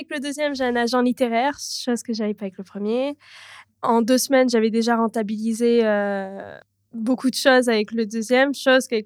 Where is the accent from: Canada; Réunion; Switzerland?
Canada; also born or lived in Toronto / south of France; J'ai habité à Toronto même seule pendant 7 ans ou 6 ans, comme ça, mais je suis canadienne. Et euh, en tout et pour tout, j'ai habité plus de 16 ou 17 ans au Canada.